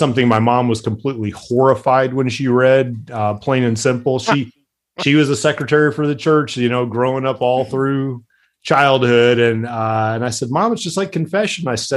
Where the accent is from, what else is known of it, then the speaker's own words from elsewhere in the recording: Midwest, United States; I grew up in the Midwest, just humble